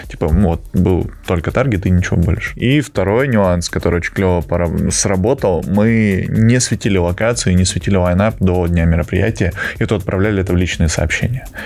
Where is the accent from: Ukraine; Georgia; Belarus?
Georgia; now in Russia; Я, э, я сам по национальности не русский, я грузин.